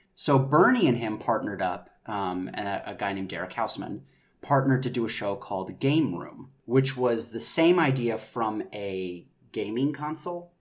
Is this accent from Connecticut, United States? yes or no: no; North Carolina, United States; moved away as an adult; also born or lived in New York City / London; now in Los Angeles, United States; I'm originally from North Carolina